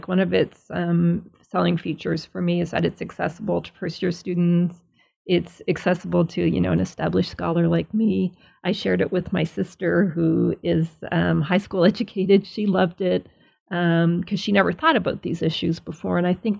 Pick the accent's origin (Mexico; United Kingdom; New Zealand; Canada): Canada; Nova Scotia; where I grew up in Nova Scotia is the same sort of whiteness.